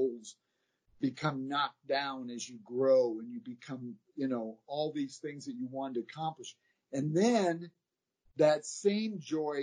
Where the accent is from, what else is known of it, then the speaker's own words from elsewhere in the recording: Midwest, United States; we're from the Midwest